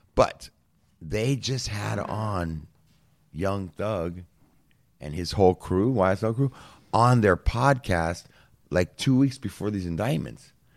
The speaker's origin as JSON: {"language": "English", "country": "United States", "tie": "born or raised there", "said": "Born and raised in America"}